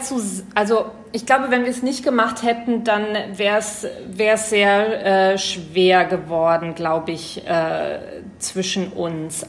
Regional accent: Germany; als Deutscher

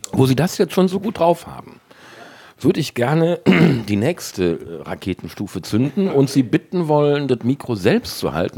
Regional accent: Cologne, North Rhine-Westphalia, Germany; moved away as an adult; also born or lived in Worpswede; Also ich komme ja gebürtig aus Kalk

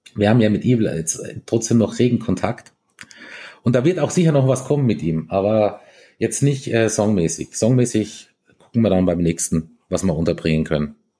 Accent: Lienz, Tyrol, Austria; Die Lienser reden, also unsere, also da wo ich herkomme, wir reden ja eh noch relativ ähm, verständlich

